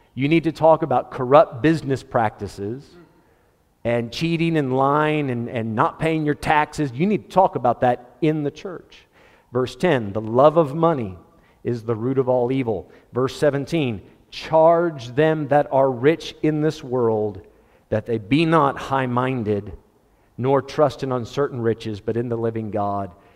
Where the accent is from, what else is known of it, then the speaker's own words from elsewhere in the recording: United States; As an American